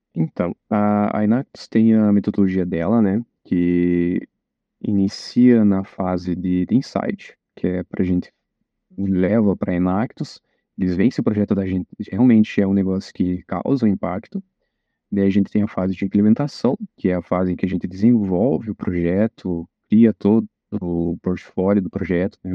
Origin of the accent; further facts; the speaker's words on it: Rebouças, Paraná, Brazil; moved away as an adult; now in Pato Branco, Brazil; Eu vim de Rebouças, que é uma cidade do interior que pouca gente conhece